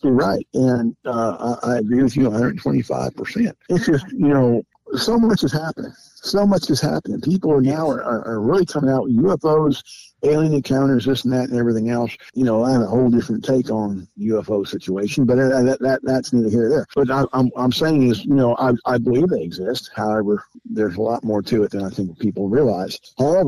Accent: Southern California, United States; I was born and raised in Southern California

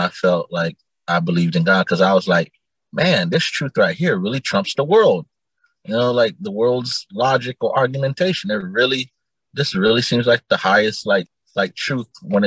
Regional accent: Immokalee, Florida, United States; also born or lived in Naples, Florida; I was born in Naples, Florida, but I grew up in a town called Immokalee

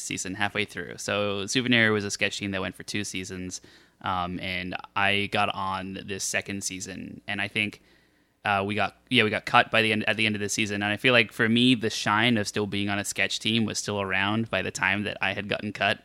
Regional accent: Australia; I'm Australian

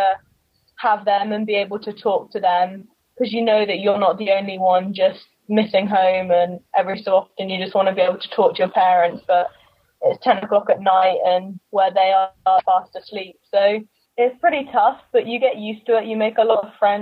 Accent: England, United Kingdom; moved away as an adult; now in Florida, United States; I was born and raised in England.

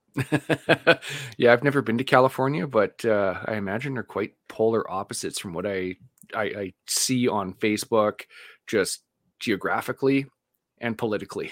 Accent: Vancouver, British Columbia, Canada; moved away; I grew up in Vancouver

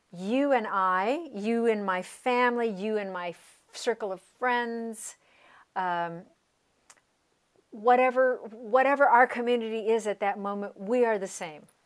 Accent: Colorado, United States; where I grew up in Colorado.

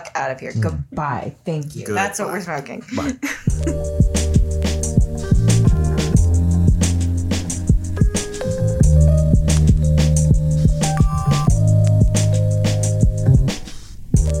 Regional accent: United States; I'm an American.

